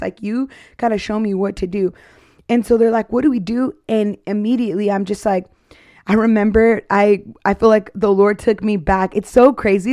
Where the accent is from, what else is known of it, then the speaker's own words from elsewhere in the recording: Arizona, United States; now in Texas, United States; I'm from Arizona